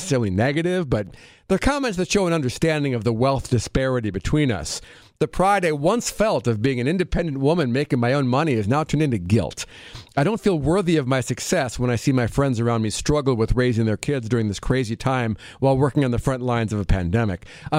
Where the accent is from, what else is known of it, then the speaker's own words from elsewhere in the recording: Midwest, United States; I'm from the Midwest. It's a Catholic community, so it was all very common.